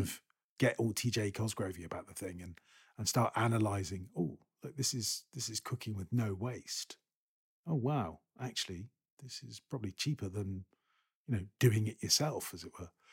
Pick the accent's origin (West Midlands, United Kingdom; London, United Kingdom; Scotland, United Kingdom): Scotland, United Kingdom; I am a Scot